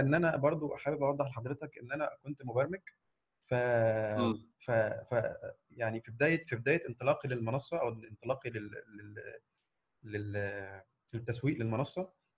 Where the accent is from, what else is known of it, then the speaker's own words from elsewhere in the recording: Egypt; من مصر